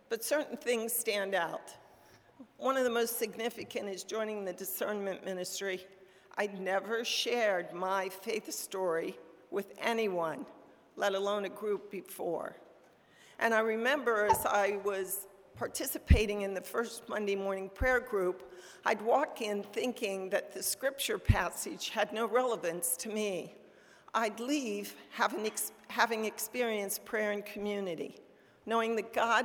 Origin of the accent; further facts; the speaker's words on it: Frostburg, Maryland, United States; I was born in Frostburg, a small town in western Maryland